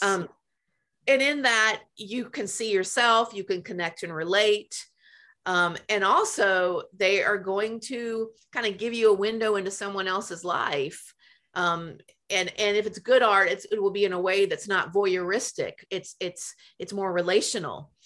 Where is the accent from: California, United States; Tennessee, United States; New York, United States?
Tennessee, United States; Memphis; moved away; I grew up in Memphis